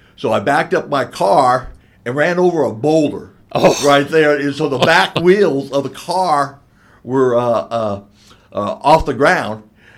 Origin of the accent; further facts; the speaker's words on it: Florida, United States; moved away as an adult; also born or lived in Tennessee; a good old boy from Florida, and I learned country real quick up here.